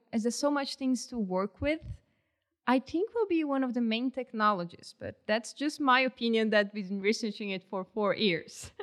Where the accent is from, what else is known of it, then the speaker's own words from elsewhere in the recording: Brazil; English is a second language; moved away as an adult; now in Canada; I'm from a tropical country